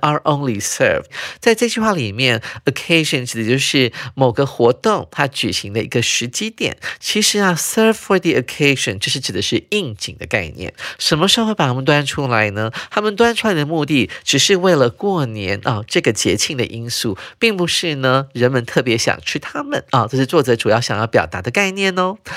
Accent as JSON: {"language": "Chinese", "country": "Taiwan", "said": "我们台湾人自豪的东西并不是年菜，而是台湾的美食"}